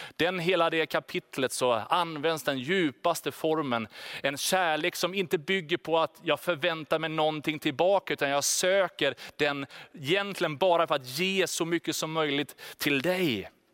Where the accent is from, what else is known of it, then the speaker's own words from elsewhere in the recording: Sweden; Vi är ju liksom svenskar, vi är stöpta väldigt tydligt i en form av självständighet, individualism.